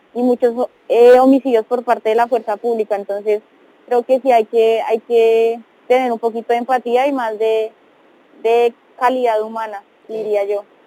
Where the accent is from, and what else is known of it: Colombia; moved away